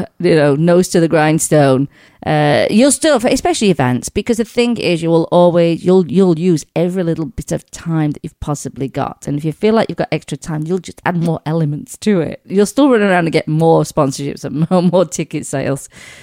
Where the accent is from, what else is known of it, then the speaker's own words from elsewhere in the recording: England, United Kingdom; One of them from where I grew up back home in England is out there.